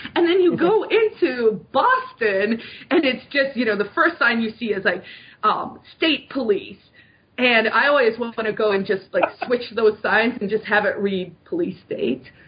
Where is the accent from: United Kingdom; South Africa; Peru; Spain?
South Africa; moved away as an adult; now in New Hampshire, United States; I'm I'm an immigrant. I moved to America from South Africa. I grew up in a police state under the apartheid regime